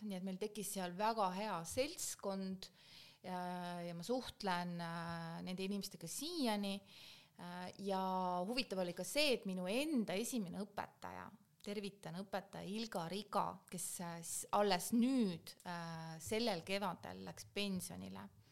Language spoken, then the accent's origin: Estonian; Keila, Harju County, Estonia; moved away as an adult; also born or lived in Belgium / Kazakhstan; ma olen sündinud Keilas, seal õppinud